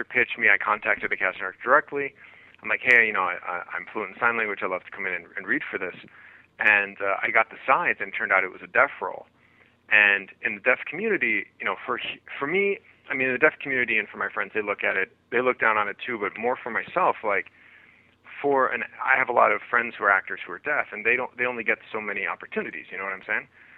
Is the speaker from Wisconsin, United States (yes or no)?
yes; Wisconsin, United States; moved away; I grew up in Wisconsin. I'm a Midwest boy